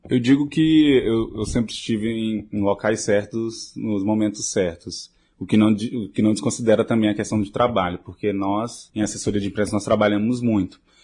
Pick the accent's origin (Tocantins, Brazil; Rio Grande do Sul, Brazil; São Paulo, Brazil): Tocantins, Brazil; interior of Tocantins state, Brazil; moved away; eu que vim do interior do estado do Tocantins, de uma cidade de 4 mil habitantes